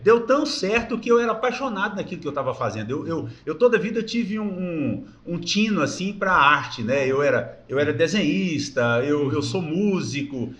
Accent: Brazil; eu nasci em Porá no dia 15 de maio de 1966

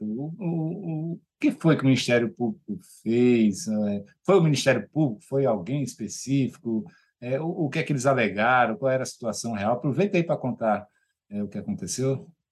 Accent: Maceió, Alagoas, Brazil; Eu sou de Maceió

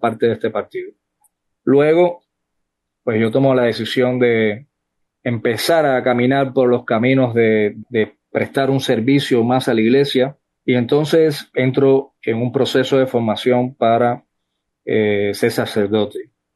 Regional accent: Sagua la Grande, Villa Clara, Cuba; moved away as an adult; also born or lived in Santiago de las Vegas, Havana; now in Costa Rica; Yo nací en Sagua la Grande

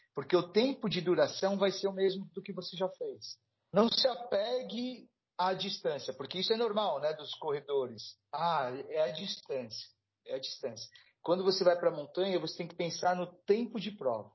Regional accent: São Paulo, Brazil; eu sou daqui de São Paulo

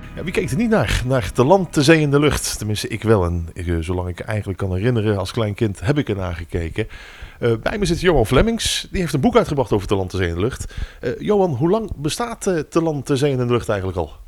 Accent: Bergen op Zoom, North Brabant, Netherlands

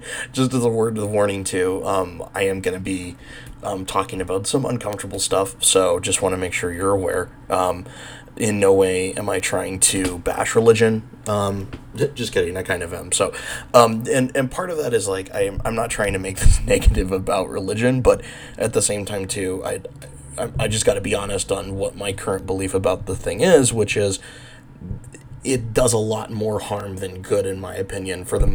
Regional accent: Bakersfield, California, United States; moved away; also born or lived in New Mexico; I grew up in Bakersfield, California in the 90s

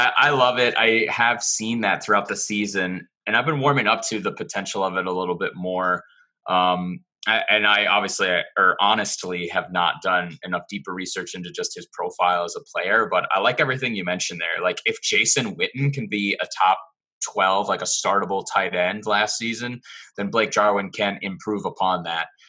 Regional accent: Green Bay, Wisconsin, United States; I grew up in Green Bay

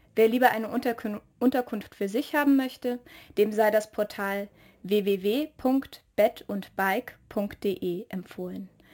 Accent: the South, Southern Germany, Germany; Ich komme ja aus dem Süden

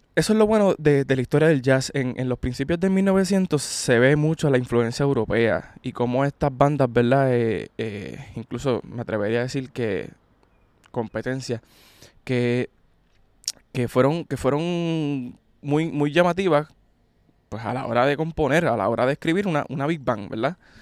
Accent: Puerto Rico; como puertorriqueños

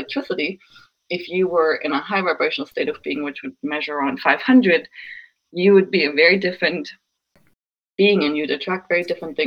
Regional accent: Germany; moved away; I was raised Lutheran in Germany

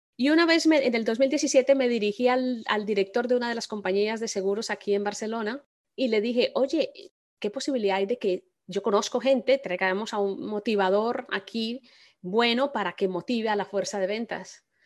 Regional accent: Colombia; yo soy colombiana

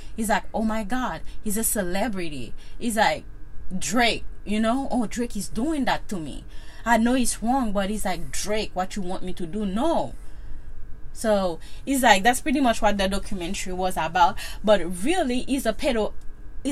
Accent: Haiti; moved away; I'm from Haiti

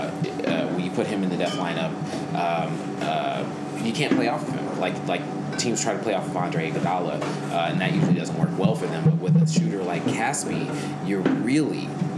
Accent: Oakland, California, United States; I am from Oakland.

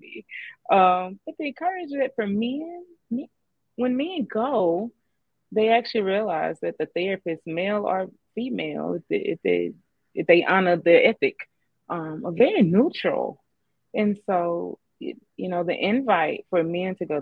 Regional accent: Southeast, United States; I'm from the Southeast

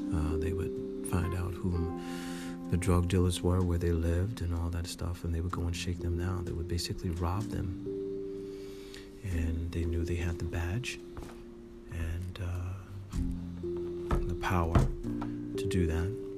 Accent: Irvington, New Jersey, United States; I'm from Irvington, New Jersey very close to Newark

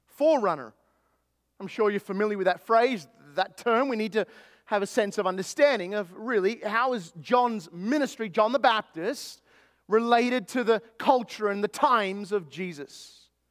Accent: Australia; born or raised there; now in East Texas, United States

